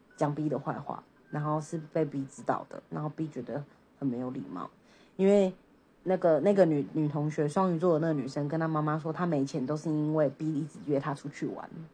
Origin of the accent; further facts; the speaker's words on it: Taipei, Taiwan; 我们都是台北人嘛